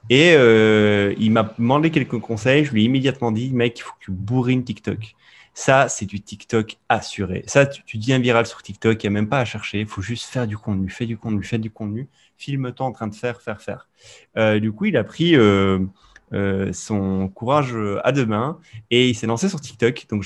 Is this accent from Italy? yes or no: yes; Sicily, Italy; moved away; moi, j'ai grandi en Sicile